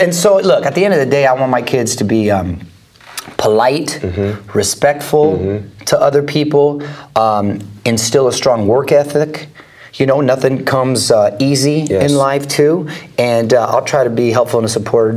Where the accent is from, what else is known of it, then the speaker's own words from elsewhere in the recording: Chula Vista, California, United States; now in Los Angeles, United States; I'm from Chula Vista, San Diego